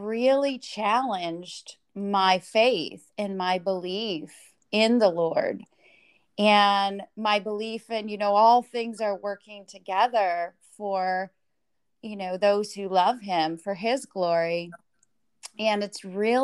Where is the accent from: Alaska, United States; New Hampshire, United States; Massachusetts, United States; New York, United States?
New Hampshire, United States; moved away as an adult; I was raised in New Hampshire